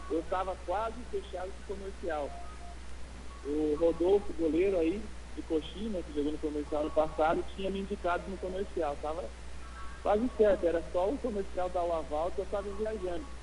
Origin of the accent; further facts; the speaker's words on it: Assis, São Paulo, Brazil; moved away; also born or lived in Paraná; eu sou natural de Assis, São Paulo, né, aí na região de Presidente Prudente, Marília, dessa região. E eu vim para o Paraná cedo, assim, ao 2007, fiquei por aqui.